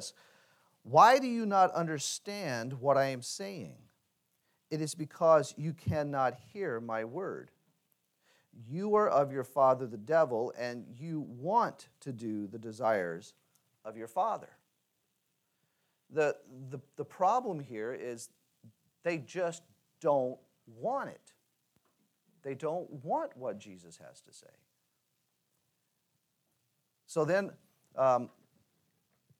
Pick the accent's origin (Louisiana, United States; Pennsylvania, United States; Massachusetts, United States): Louisiana, United States; moved away; growing up in Louisiana and spending the last 6 years there before moving back